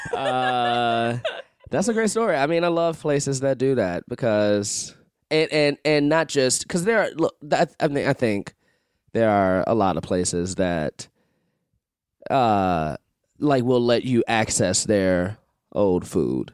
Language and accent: English; Chicago, Illinois, United States; I'm from Chicago